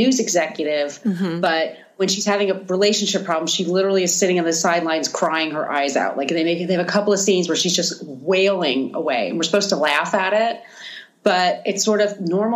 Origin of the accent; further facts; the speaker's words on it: New York City, New York, United States; I'm a New Yorker. And I was a young woman dating in New York at the scene